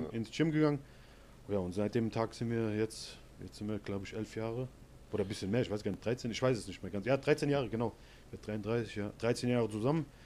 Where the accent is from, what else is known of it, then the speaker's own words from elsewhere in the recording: Hesse, Germany; ich komme aus Hessen, aber ich bin nach Saarland äh, ausgewandert